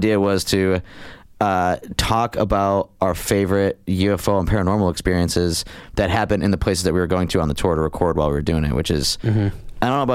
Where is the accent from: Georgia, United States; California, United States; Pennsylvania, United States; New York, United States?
Pennsylvania, United States; Scranton; growing up in the Bellevue section of West Scranton, that's Scranton, Pennsylvania